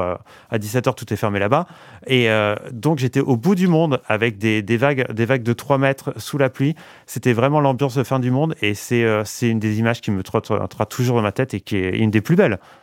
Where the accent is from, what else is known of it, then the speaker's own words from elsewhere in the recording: Valenciennes, Hauts-de-France, France; moved away; je suis né à Valenciennes, j'ai passé 20 ans de ma vie à Valenciennes.